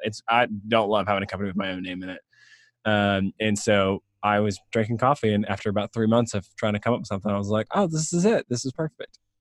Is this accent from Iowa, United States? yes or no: no; Suwanee, Georgia, United States; I grew up in the Atlanta area, um, north of Atlanta